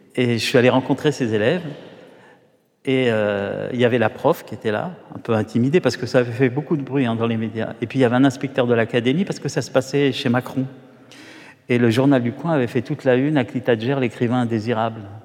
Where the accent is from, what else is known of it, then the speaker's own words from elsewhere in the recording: Paris, Île-de-France, France; je suis né à Paris, au, Hall